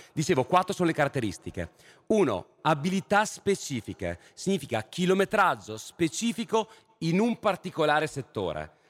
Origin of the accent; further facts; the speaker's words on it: Italy; now in London, United Kingdom; Io non me ne sono andato dal mio paese, ho inseguito quello che era un contesto di sfida, di stimoli, di cultura che ritenevo fertile per la mia formazione. Per poi magari tornare in Italia